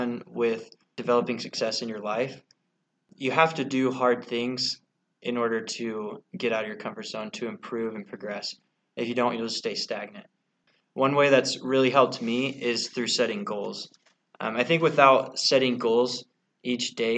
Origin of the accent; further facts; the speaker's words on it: Boise, Idaho, United States; moved away; I'm from Boise, Idaho